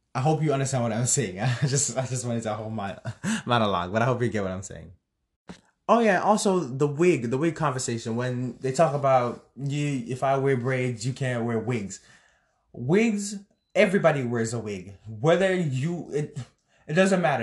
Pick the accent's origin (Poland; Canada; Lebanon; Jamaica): Jamaica; me being a Jamaican myself